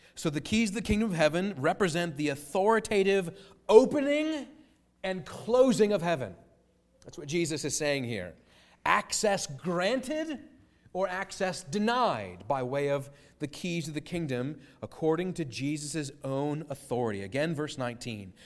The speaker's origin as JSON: {"language": "English", "country": "United States", "said": "as an American citizen"}